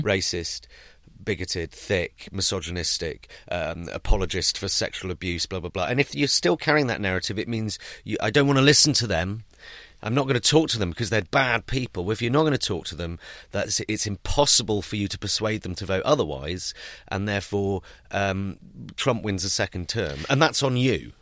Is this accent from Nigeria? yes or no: no; United Kingdom; I'm British and I am a political satirist